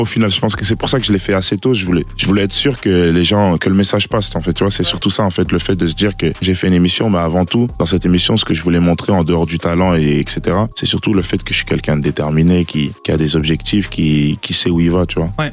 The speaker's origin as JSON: {"language": "French", "town": "Liège", "region": "Wallonia", "country": "Belgium", "tie": "born or raised there", "said": "la ville de Liège, de là où j'ai grandi"}